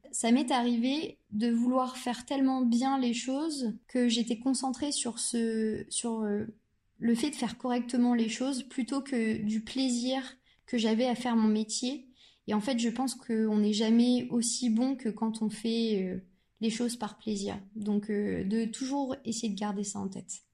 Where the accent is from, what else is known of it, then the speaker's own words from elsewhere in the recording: Normandy, France; je suis originaire de Normandie euh, et j'y ai fait toutes mes études